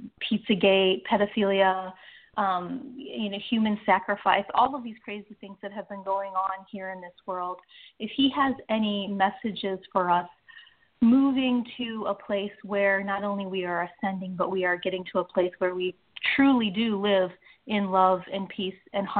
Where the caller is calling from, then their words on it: Austin, Texas, United States; I'm in Austin, Texas.